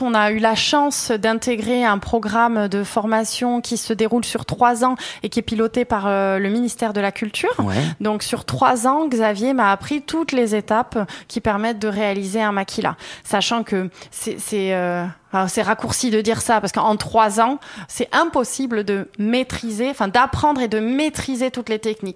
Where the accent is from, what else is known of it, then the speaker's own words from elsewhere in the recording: Artamendi, Nouvelle-Aquitaine, France; moved away as an adult; also born or lived in Bordeaux; now in Anglet, France; moi j'ai grandi plutôt à Artamendi